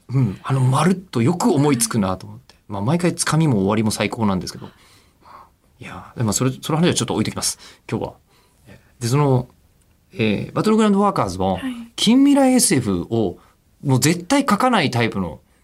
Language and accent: Japanese; Tokyo, Japan; リアル江戸っ子なのに